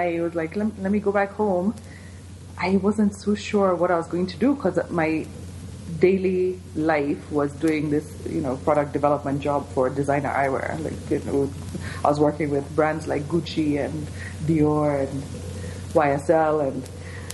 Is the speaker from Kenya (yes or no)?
yes; Kenya; moved away as an adult; also born or lived in San Diego, United States / California, United States; I am born and raised in Kenya. Did all my schooling here.